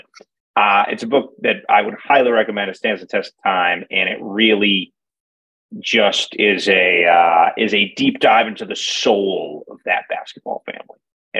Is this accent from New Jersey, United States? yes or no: yes; Jersey City, New Jersey, United States; And, I'm from Jersey City and, these guys like Pete Thamel used to write that I couldn't win championships and now I did.